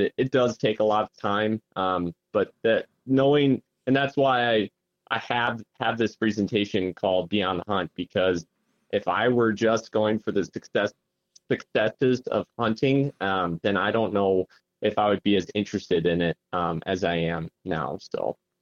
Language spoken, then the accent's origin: English; Sioux Falls, South Dakota, United States; I'm originally from Sioux Falls